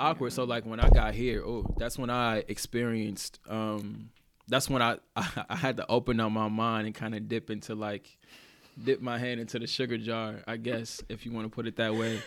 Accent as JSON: {"language": "English", "region": "the South", "country": "United States", "moved": "yes", "lives_now": "Oregon, United States", "said": "I'm from the South"}